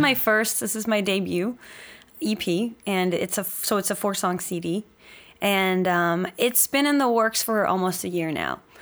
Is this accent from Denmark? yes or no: yes; Denmark; moved away as an adult